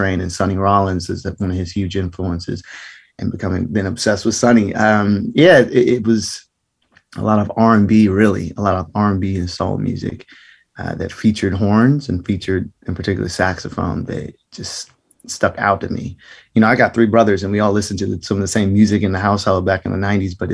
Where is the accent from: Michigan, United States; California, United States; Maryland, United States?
Maryland, United States; Greenbelt; also born or lived in Atlanta, Georgia; I grew up in Prince George's County, like in Greenbelt, Maryland. And then for a short while, moved to Atlanta from like 2000 to 2005